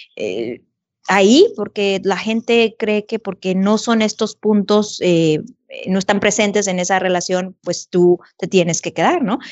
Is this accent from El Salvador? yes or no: no; Mexico; moved away as an adult; estando en un país que no es el mío, con dos chiquitos, ir a buscar ayuda al Consulado de México